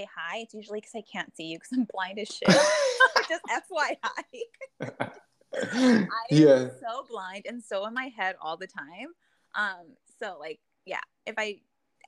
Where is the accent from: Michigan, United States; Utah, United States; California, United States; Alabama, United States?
California, United States; Inglewood; I grew up in Inglewood